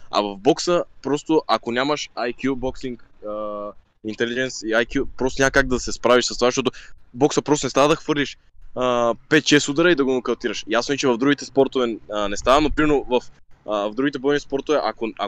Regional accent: Bulgaria; also born or lived in Turkey; живял, живял съм в Турция, но съм роден тук. Роден съм тук в България.

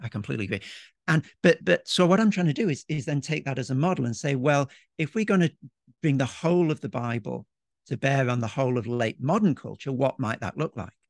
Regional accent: Yorkshire and the Humber, United Kingdom; moved away as an adult; now in Melbourne, Australia; I'm a Yorkshireman, grew up in the U K

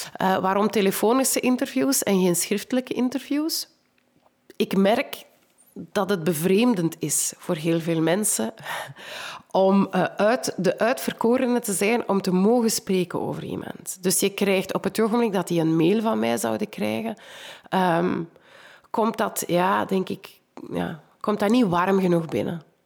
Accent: Kempen, Flanders, Belgium; ik kom ook uit de Kempen.

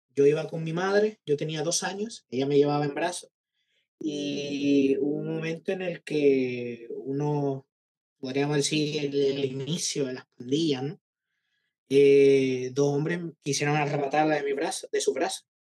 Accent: San Salvador, El Salvador; moved away as an adult; now in Málaga, Spain; yo nací en San Salvador, eh, la capital. Así que digamos que mi, mi perspectiva es más como de, de eh, salvadoreño de ciudad

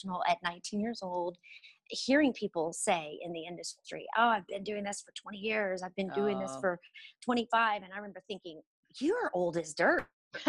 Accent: Houston, Texas, United States; moved away as an adult; now in Dallas, United States; I am actually originally from Houston, Texas. That's where I was born and raised.

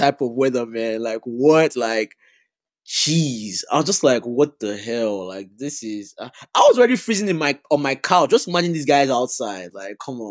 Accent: Chicago, Illinois, United States; I'm a Chicagoan

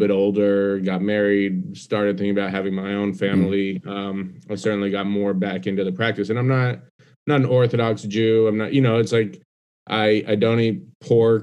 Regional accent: Denver, Colorado, United States; moved away as an adult; also born or lived in Atlanta; now in New York, United States; I was born and raised in Denver.

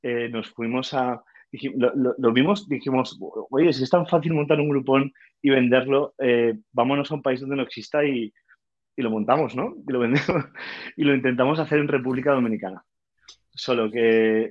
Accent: Valencia, Valencian Community, Spain; also born or lived in Paris / Lagos, Nigeria; soy de Valencia, tengo 35 años

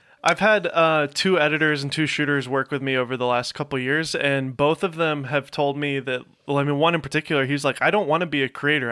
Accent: Nashville, Tennessee, United States; moved away as an adult; now in Los Angeles, United States; I was, uh, born here, but grew up in Nashville

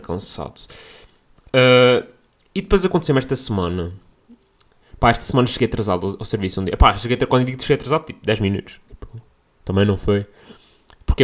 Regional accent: Portugal; accent: Portuguese; as pessoas não percebem o meu sotaque

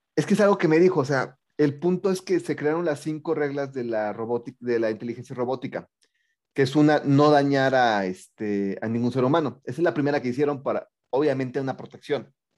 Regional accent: State of Mexico, Mexico

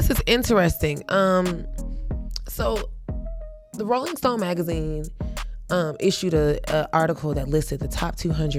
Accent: the South, United States; we grew up on the East Coast in the Dirty South

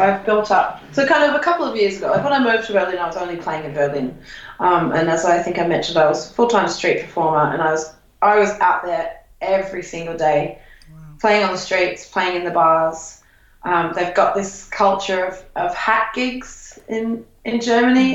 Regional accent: Australia; I, as an Australian traveller

